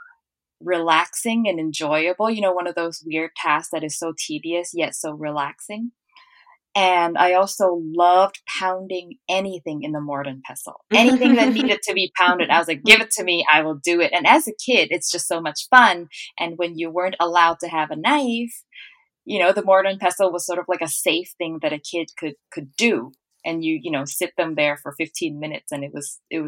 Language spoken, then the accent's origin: English; Hat Yai, Songkhla, Thailand; moved away as an adult; also born or lived in Bangkok; now in Vancouver, Canada; So I grew up in southern Thailand in a town called Hat Yai, and I was there until I was about 12, and then we moved to Bangkok after that.